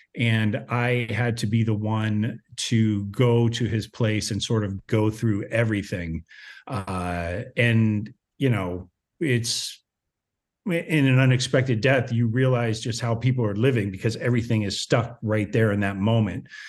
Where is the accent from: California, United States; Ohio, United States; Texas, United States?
Ohio, United States; moved away; also born or lived in Los Angeles; I grew up in Ohio. So, you know, a very small town in Ohio